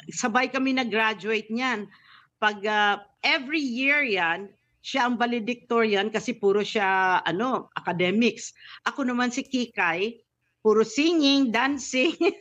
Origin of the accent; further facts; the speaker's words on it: Iloilo, Western Visayas, Philippines; moved away; sa Iloilo ako lumaki ng elementary